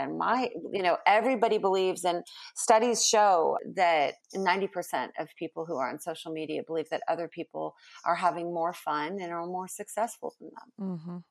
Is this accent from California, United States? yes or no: yes; California, United States; moved away as an adult; now in Texas, United States; I was born in California.